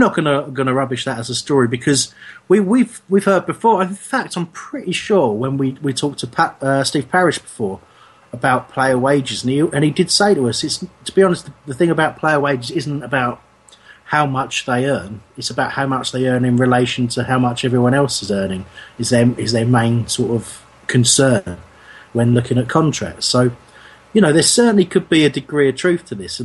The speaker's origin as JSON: {"language": "English", "region": "England", "country": "United Kingdom", "said": "as English people"}